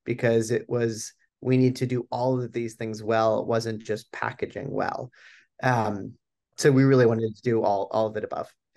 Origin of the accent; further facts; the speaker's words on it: Boulder, Colorado, United States; moved away as an adult; I'm born and raised in Boulder, Colorado